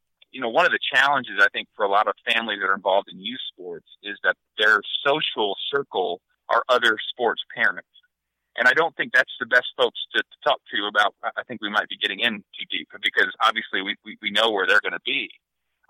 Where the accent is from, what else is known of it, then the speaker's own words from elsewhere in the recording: Northern Ohio, United States; I grew up in Northern Ohio